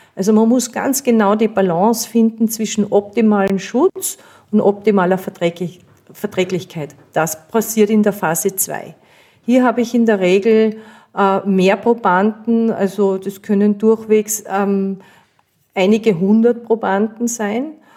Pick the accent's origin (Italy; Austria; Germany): Austria; bei uns in Österreich